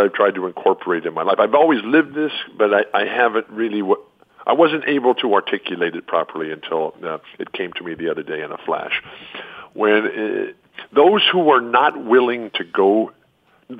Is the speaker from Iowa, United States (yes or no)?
no; San Diego, California, United States; also born or lived in Pacific Northwest; This is my hometown. Yep. I was born here 66 years ago.